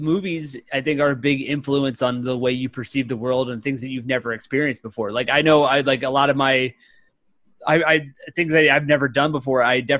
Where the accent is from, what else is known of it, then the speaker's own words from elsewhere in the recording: Pennsylvania, United States; this interstate that goes through Pennsylvania that's in my hometown.